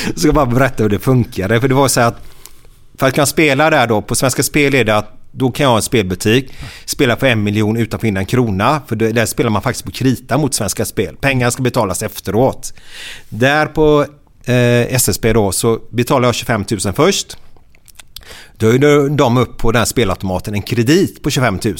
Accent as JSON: {"language": "Swedish", "town": "Gothenburg", "region": "Västra Götaland", "country": "Sweden", "tie": "born or raised there", "said": "jag och Uffe då, vi är uppvuxna tillsammans på Kar Karniolgatan"}